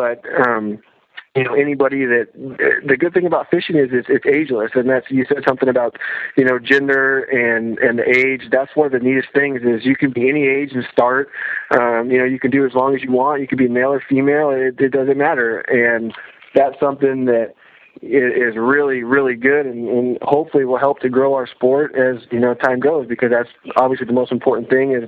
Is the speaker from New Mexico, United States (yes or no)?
no; west of the Rockies, California, United States; born or raised there